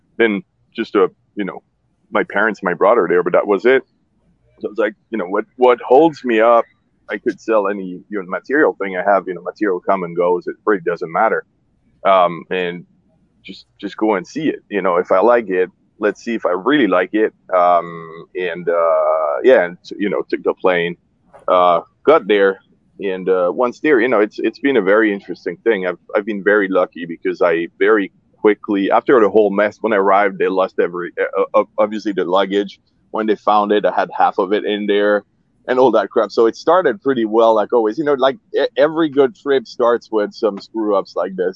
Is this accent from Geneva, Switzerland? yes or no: yes; Geneva, Switzerland; also born or lived in Zurich, Switzerland; I was born in Zurich, uh, Switzerland, and then uh, moved when I was like a tiny kid, year and a half or something, to Geneva. So basically, grew up in Geneva, Switzerland